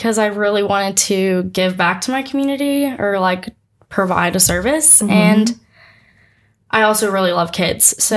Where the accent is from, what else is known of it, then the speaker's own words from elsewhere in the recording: Maui, Hawaii, United States; moved away as an adult; also born or lived in Houston, Texas; now in Auburn, United States; I'm from Maui, Hawaii. Not the big one. so I'm from Maui. I grew up in Houston until about 10 years old. My mom's from Hawaii, so we decided to move to Maui right before I started middle school